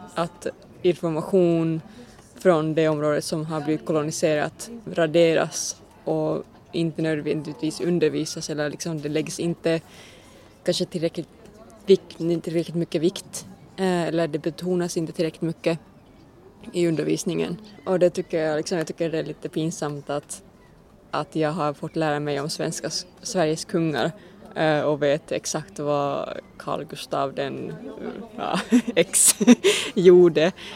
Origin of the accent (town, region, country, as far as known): Finland; Swedish is a second language; moved away as an adult; now in Malmö, Sweden